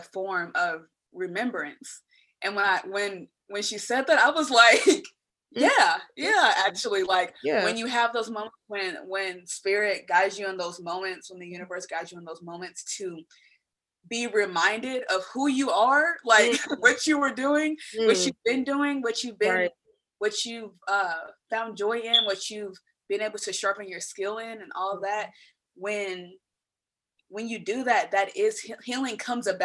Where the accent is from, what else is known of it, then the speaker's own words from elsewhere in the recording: Dayton, Ohio, United States; born and raised in the Midwest in Dayton, Ohio.